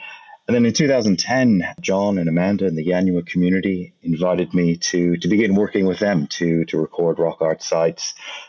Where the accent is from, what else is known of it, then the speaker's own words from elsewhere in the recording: Canada; now in Australia; I'm an archaeologist here at Flinders University. I'm originally from Canada.